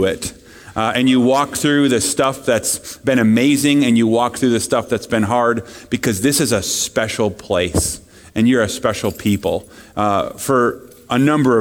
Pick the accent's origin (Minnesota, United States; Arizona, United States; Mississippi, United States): Minnesota, United States; I'm from Minnesota